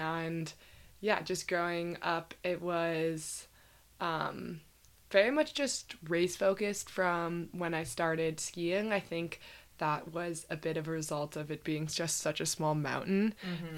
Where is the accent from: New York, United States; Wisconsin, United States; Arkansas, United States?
New York, United States; Ellicottville; I grew up in Western New York, skiing in Ellicottville, New York